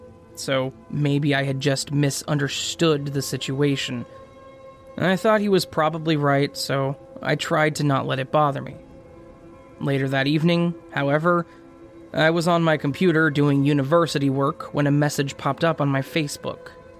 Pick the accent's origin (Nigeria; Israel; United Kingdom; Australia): United Kingdom; I'm British, and therefore impossible for me to be impolite.